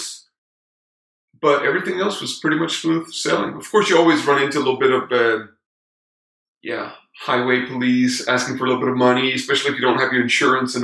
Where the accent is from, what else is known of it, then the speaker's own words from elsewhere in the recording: Denmark; moved away as an adult; now in Cali, Colombia; I got kind of fed up with the suburban life in Denmark. I'm from Denmark.